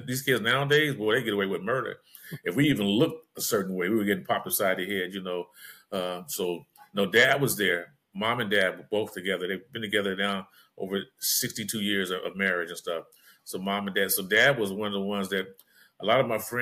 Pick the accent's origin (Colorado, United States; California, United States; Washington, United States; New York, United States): California, United States; Los Angeles; Growing up in South Central LA, it was hard out there